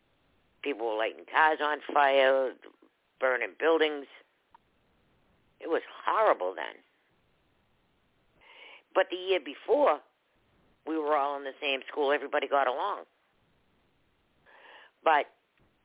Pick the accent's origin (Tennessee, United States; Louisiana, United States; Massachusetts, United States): Massachusetts, United States; Boston; I grew up in Boston